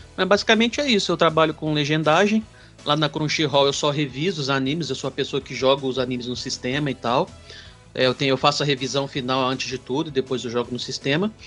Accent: Patos de Minas, Minas Gerais, Brazil; Eu sou de uma cidade aqui do interior de Minas chamada Patos de Minas

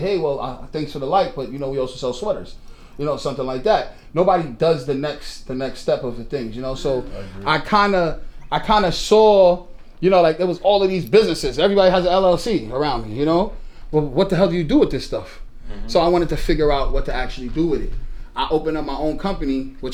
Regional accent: New York City, New York, United States; I'm from Brooklyn. You know, I was born in Brooklyn

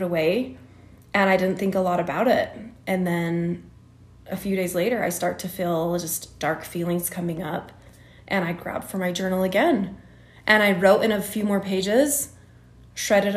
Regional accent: Utah, United States; In Utah. I grew up in Utah County

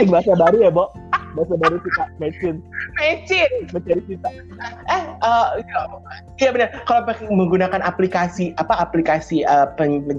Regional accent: Bekasi, West Java, Indonesia; moved away; gue sebagai warga Bekasi yang telah meninggalkan Bekasi selama kurang lebih uh, eh, 15 tahun

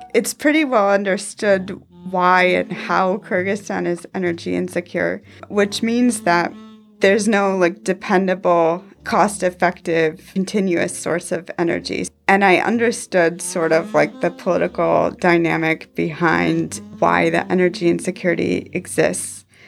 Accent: Houghton Lake, Michigan, United States; I'm originally from Houghton Lake, Michigan

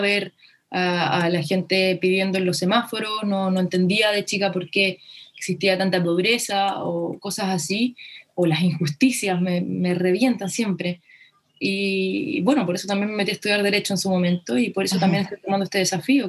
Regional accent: Chile; nos enfrentamos como país

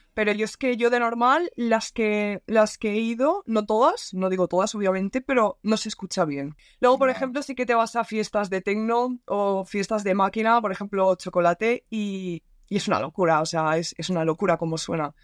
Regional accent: Valencia, Valencian Community, Spain; Yo soy de Valencia

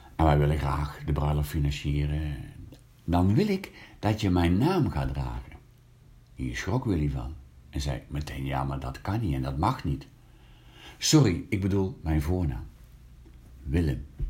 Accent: Hank, North Brabant, Netherlands; het katholieke West-Brabantse dorpje Hank het dorpje waar ik geboren ben

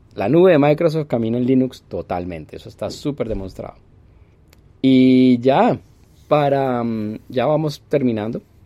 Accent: Colombia

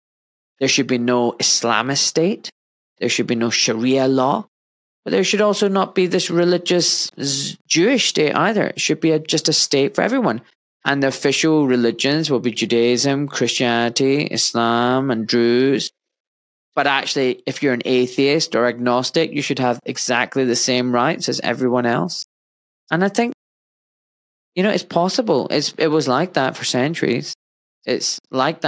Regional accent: Scotland, United Kingdom; moved away as an adult; now in England; I was born in Scotland, and I grew up, you know, in Scotland for 26 years, and then I moved down south to England, and I live here now.

